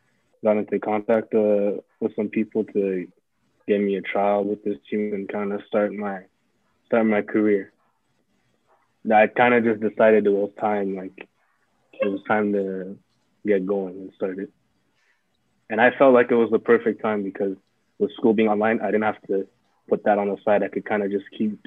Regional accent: Canada; moved away as an adult; also born or lived in Burundi; now in France; I grew up in Canada my whole life.

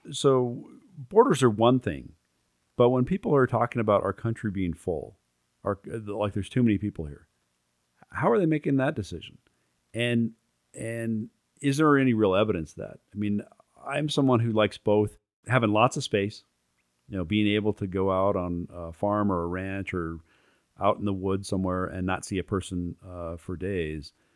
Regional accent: United States; as an American

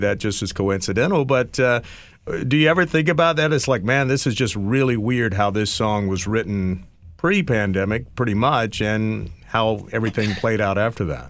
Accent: East Coast, United States; also born or lived in Los Angeles; I'm from the East Coast

